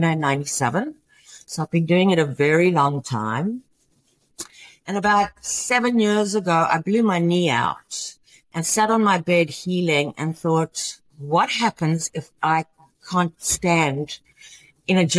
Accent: Johannesburg, Gauteng, South Africa; moved away as an adult; also born or lived in Houston, United States; now in United States; I am originally from Johannesburg, South Africa, and came to America. I was 22 years old.

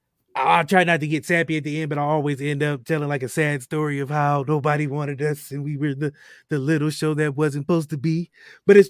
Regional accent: Akron, Ohio, United States; Growing up in Akron, Ohio

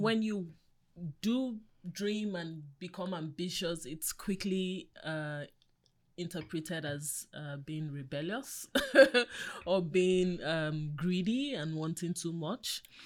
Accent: Nigeria; I'm an African woman. I grew up in Africa

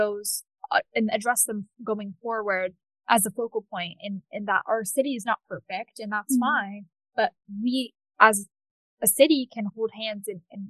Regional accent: Cambridge, Massachusetts, United States; I was born in Cambridge. I've lived in Cambridge until now. And I've really much seen the city inside and out.

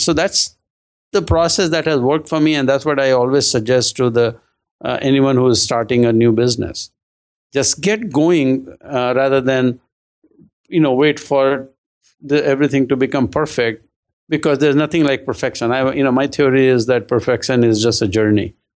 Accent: India; moved away; I'm originally from India

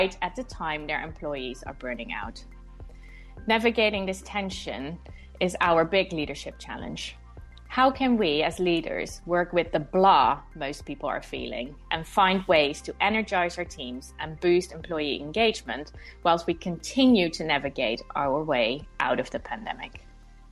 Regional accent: Netherlands; moved away as an adult; now in London, United Kingdom; I'm from the Netherlands where I spent the first 20 years of my life

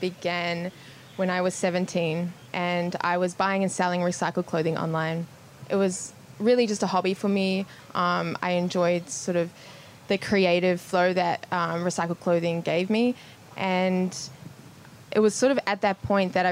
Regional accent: New Zealand; moved away as an adult; now in Melbourne, Australia; I moved to Melbourne from New Zealand, where I was born

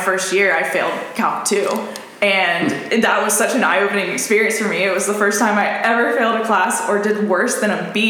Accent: Fort Walton Beach, Florida, United States; moved away as an adult; also born or lived in Gainesville, Florida; now in Phoenix, United States; I grew up in the Florida Panhandle, right on like the Gulf Coast beaches of Fort Walton Beach and Destin.

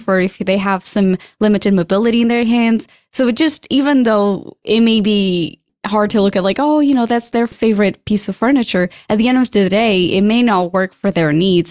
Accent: Portugal; moved away; I'm from Portugal

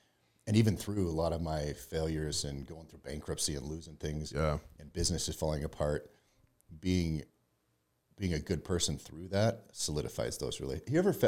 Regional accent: Lolo, Montana, United States; now in Utah, United States; Montana. Grew up in Lolo, Montana, in a small town.

